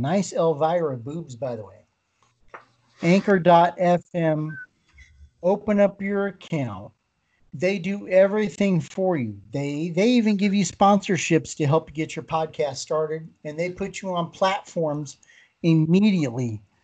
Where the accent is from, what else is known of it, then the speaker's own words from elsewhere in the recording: Colorado, United States; moved away; I was originally born in Colorado